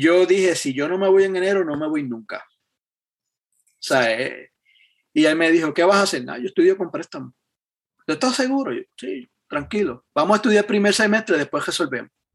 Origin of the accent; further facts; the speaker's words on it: Yauco, Puerto Rico; moved away as an adult; yo me crié en el pueblo de Yauco, allá en Puerto Rico.